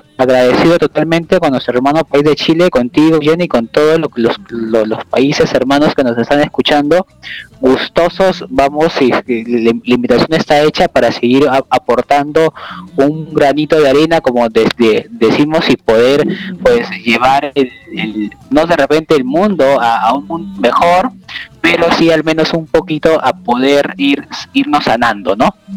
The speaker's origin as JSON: {"language": "Spanish", "country": "Peru", "said": "como nosotros decimos aquí en Perú"}